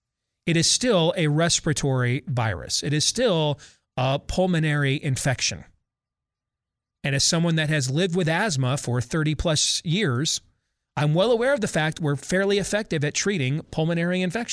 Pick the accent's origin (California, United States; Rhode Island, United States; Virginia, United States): Virginia, United States; those K-12 and in colleges across my home state of Virginia